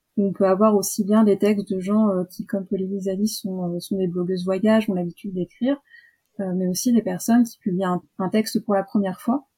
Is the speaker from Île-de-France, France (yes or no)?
yes; Île-de-France, France; now in Toulouse, France; D'Île-de-France à la base et je vis à Toulouse